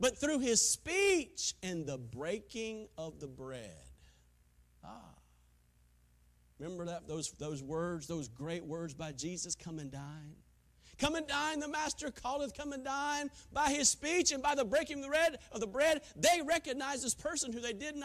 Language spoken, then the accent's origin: English; Taylors, South Carolina, United States; growing up in Taylor's, Greenville, South Carolina